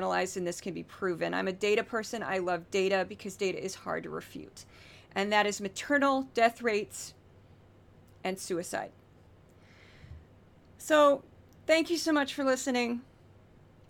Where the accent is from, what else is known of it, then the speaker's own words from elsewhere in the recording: Missouri, United States; my home state, first off, in Missouri, the state that I was born in and raised